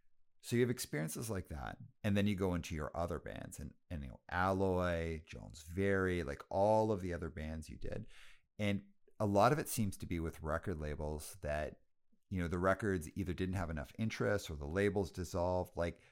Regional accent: Canada; this seems very random because I'm Canadian. And I was like, it's random that it would be a Canadian label.

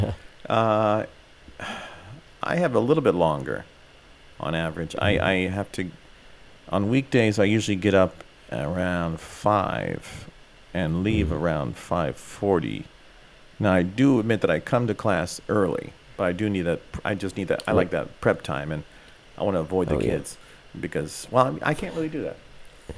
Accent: California, United States; now in Japan; I'm from California

